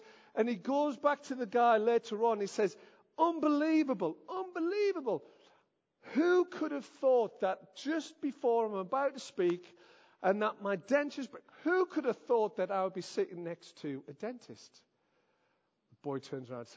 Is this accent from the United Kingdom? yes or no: yes; the Northeast, North East England, United Kingdom; I am from the Northeast.